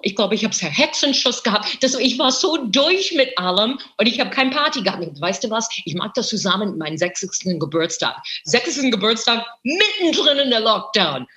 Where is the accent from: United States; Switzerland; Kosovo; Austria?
United States; German is a second language; moved away as an adult; also born or lived in New York; now in Berlin, Germany; ich bin Amerikanerin. Ich bin groß geworden mit The Ed Sullivan Show